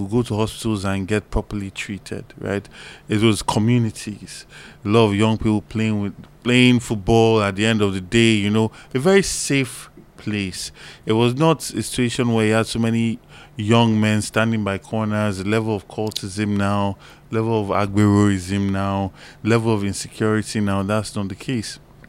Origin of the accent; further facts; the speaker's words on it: Lagos, Nigeria; I was born in Lagos Island. I'm from Lagos Island, indigenous Lagosians. City Hall is built on our family land.